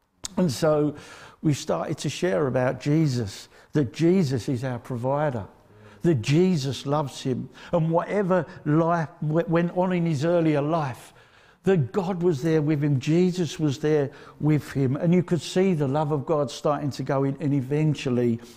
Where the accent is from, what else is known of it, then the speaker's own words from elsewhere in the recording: Essex, East of England, United Kingdom; I come from Essex